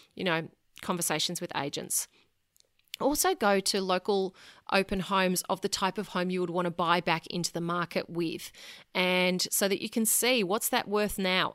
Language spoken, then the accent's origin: English; Sydney, New South Wales, Australia; moved away as an adult; now in Brisbane, Australia; I was born and bred in Sydney, lived there until my late 20s